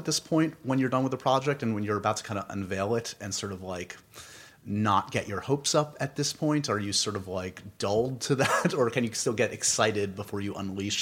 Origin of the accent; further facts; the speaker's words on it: New York City, New York, United States; I'm born and raised in New York